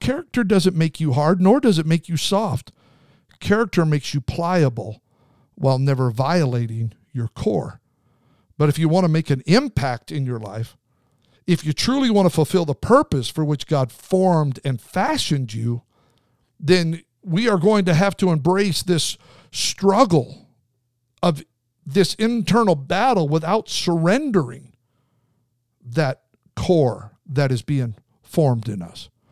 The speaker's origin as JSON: {"language": "English", "region": "Southern California", "country": "United States", "said": "I'm from SoCal."}